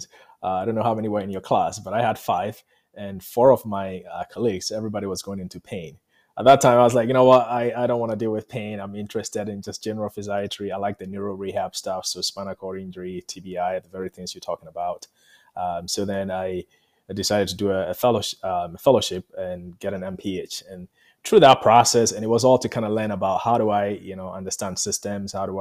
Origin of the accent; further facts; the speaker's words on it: Ghana; moved away; I'm from Ghana